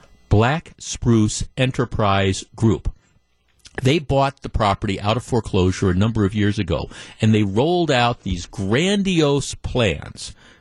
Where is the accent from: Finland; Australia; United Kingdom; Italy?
Finland; now in United States; Jeff, this is … from downtown. I grew up in Finland.